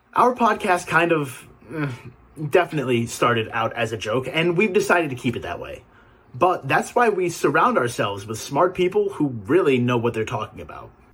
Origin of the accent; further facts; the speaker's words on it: Canada; we're Canadian